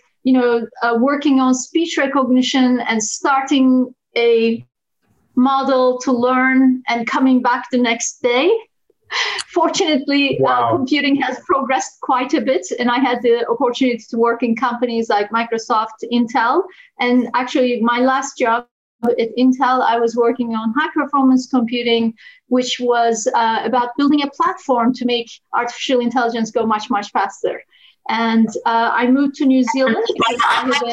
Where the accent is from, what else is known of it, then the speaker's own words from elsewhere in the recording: Turkey; moved away as an adult; also born or lived in United States / Japan; I was born in Turkey and raised there.